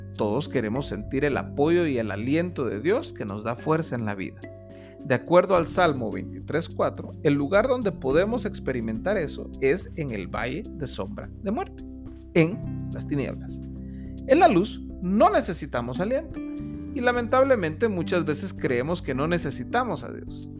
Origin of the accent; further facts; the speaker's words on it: Guatemala; Como guatemaltecos celebramos